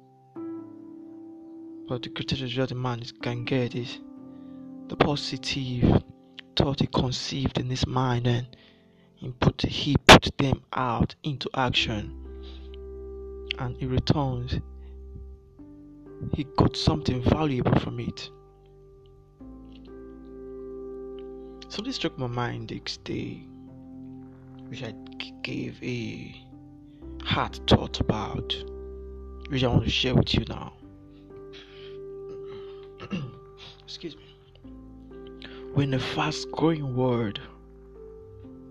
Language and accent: English; Nigeria; I'm from Nigeria